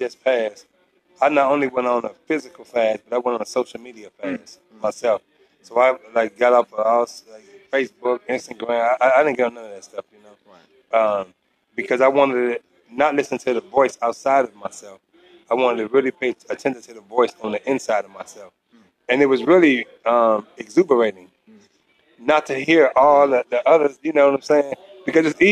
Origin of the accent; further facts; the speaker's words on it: St. Louis, Missouri, United States; moved away; also born or lived in Georgia; I'm from St. Louis, Missouri.